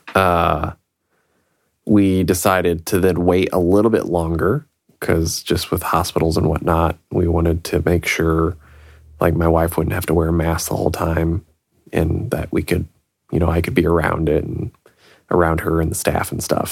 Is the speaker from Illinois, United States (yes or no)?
yes; Illinois, United States; moved away; from back in Illinois, my hometown